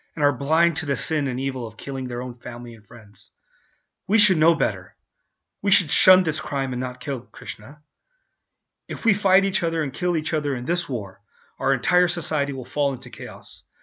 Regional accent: United States; being a Indian, um, Indian origin, raised in the West, raised in America

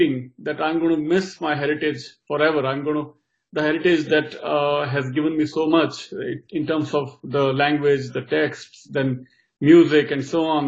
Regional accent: Pali, Rajasthan, India; moved away as an adult; also born or lived in Karnataka / New York; now in United States; I was born in Rajasthan, a place, small town called Pali near Jodhpur, where I was born and did my schooling and everything there in Rajasthan

